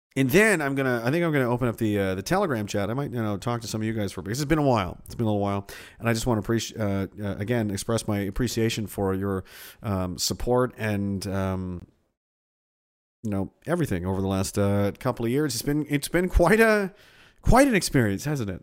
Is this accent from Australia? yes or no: no; Pictou, Nova Scotia, Canada; I'm from Pictou. Horrible place. Horrible place to grow up.